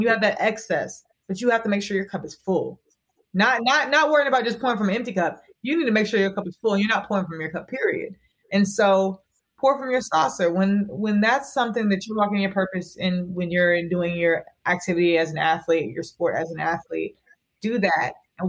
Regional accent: the South, United States; And I'm from the South, so I can say it.

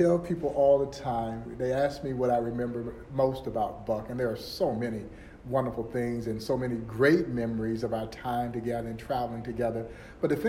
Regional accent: Crawfordville, Georgia, United States; moved away as an adult; also born or lived in Kansas City area; now in Kansas City, United States; born and raised in Georgia, a small town called Crawfordville, Georgia

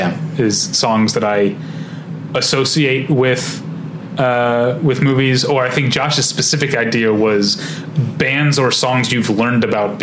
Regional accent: Missouri, United States; moved away as an adult; now in Los Angeles, United States; I've been here 13 years. But if someone says, where are you from? I'm going to say Missouri

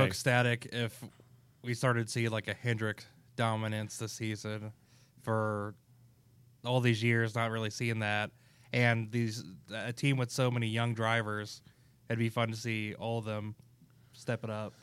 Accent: Kansas, United States; I'm from Kansas

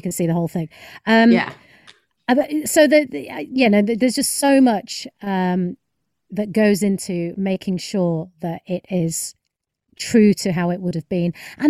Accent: United Kingdom; As a British Indian, like, you know, I mean, I've basically spent my entire life having to break down that system.

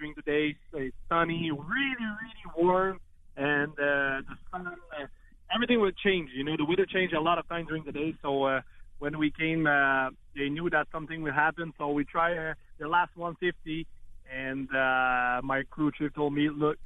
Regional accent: near Autodrome Chaudière, Quebec, Canada; it's almost my hometown too, you know, home track

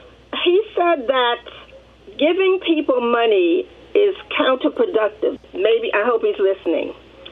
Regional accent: New York City, New York, United States; I grew up in Harlem, which is a mixed income area. We have people on welfare living there, and we had lawyers living there

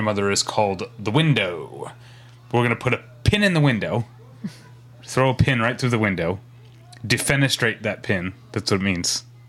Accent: St. Louis, Missouri, United States; My hometown of St. Louis...

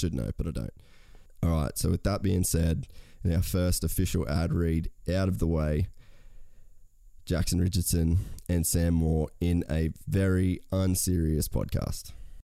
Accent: Australia; how being Aussie blokes, it's not something that you really talk about a lot.

